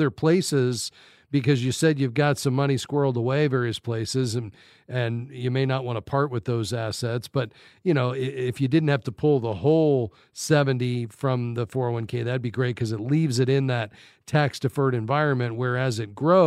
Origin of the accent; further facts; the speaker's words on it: Fort Lauderdale, Florida, United States; moved away; I grew up in Fort Lauderdale